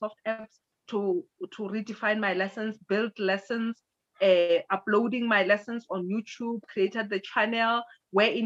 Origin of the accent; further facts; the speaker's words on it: South Africa; I was from South Africa